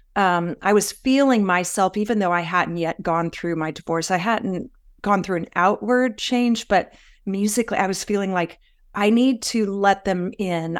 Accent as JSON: {"language": "English", "region": "the South", "country": "United States", "tie": "born or raised there", "also_born_or_lived": "Raleigh, North Carolina", "said": "I grew up a lot in the South and in the church."}